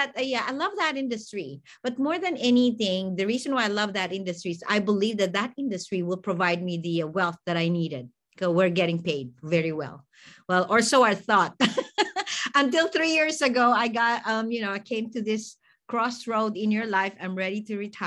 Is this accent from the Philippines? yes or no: yes; Philippines; moved away as an adult; now in United States; I'm actually an immigrant from the Philippines. And so, you know, I'm very Filipino.